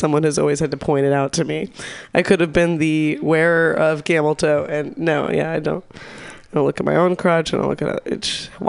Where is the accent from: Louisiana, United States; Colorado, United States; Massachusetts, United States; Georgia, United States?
Massachusetts, United States; Newton; I just, I grew up in Newton. Yeah. There are a lot of naked people.